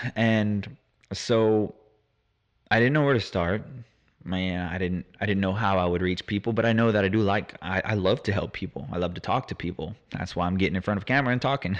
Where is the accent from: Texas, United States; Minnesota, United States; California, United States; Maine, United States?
Texas, United States; Houston; I'm from Houston, Texas, born and raised.